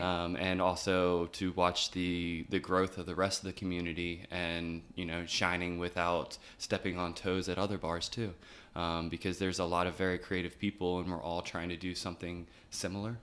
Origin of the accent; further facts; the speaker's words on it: Chesterfield, Virginia, United States; also born or lived in Newport News; now in Richmond, United States; I was born in Virginia Beach, uh, moved from Virginia Beach to, uh, Chesterfield when I was about eight, um, and lived in Chesterfield until I went to college